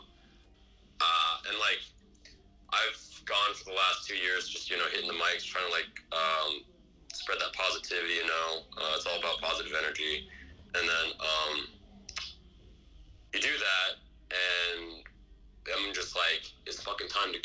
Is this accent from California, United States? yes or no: yes; Pleasanton, California, United States; I'm actually from Pleasanton. I'm from the East Bay.